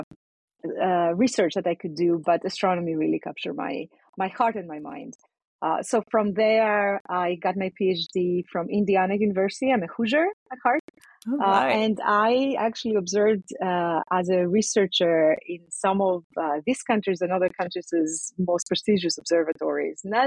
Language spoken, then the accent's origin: English; Athens, Attica, Greece; moved away; I was born and raised in Athens in Greece